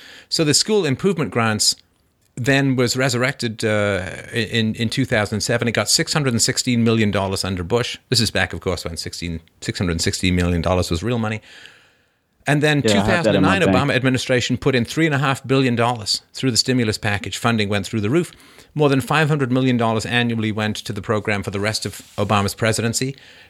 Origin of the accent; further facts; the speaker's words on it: Canada; I mean, I grew up in Canada, right?